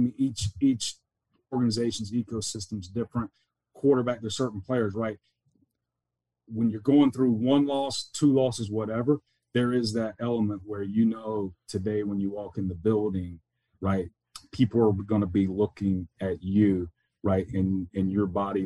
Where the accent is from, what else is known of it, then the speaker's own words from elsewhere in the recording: the South, United States; moved away; growing up in the South, we're probably naturally humble